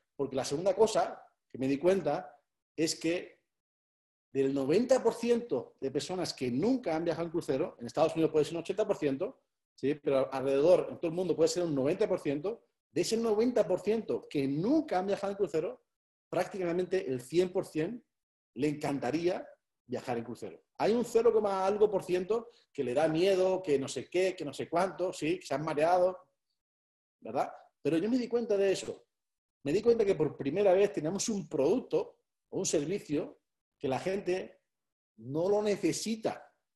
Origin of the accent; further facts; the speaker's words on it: Spain; soy español